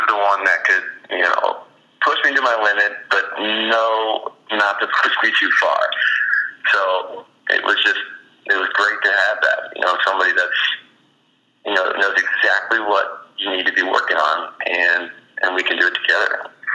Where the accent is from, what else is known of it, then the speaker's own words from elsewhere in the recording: Indiana, United States; I'm from Indiana, and it's an Indiana school